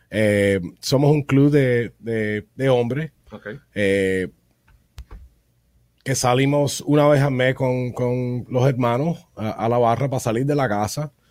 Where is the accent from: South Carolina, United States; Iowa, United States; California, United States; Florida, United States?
Florida, United States; Miami; first language Spanish; Nací aquí en Miami, eso es porque el español mío no es